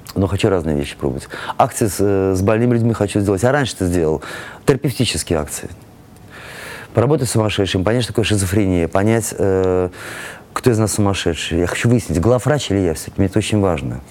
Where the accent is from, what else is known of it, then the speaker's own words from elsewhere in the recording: Saint Petersburg, Russia; moved away; мы же из Питера все